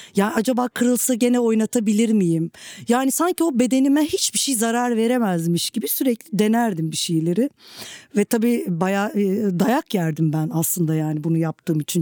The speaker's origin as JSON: {"language": "Turkish", "country": "Turkey", "tie": "born or raised there", "said": "Politik çalkantıların çok yoğun olduğu bir coğrafyada e, doğup büyüdüm ve e, benim gibi bir, e, Türkiye topraklarında e, savaşın çok yoğun olduğu bir yerde"}